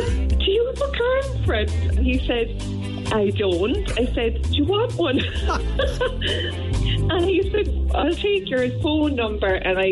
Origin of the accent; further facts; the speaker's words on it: Blackrock, Munster, Ireland; So he did, and he actually was from Yall. So, and I'm from Blackrock.